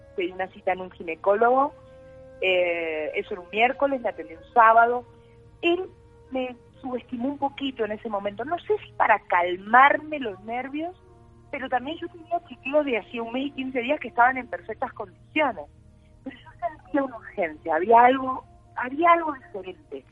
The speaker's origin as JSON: {"language": "Spanish", "town": "Concordia", "region": "Entre Ríos", "country": "Argentina", "tie": "born or raised there", "also_born_or_lived": "Buenos Aires", "moved": "as an adult", "lives_now": "Colombia"}